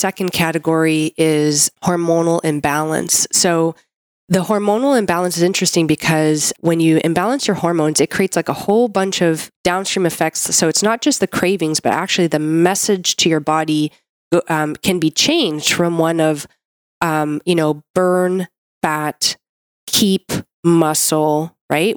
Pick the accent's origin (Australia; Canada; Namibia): Canada; I'm a Canadian medical doctor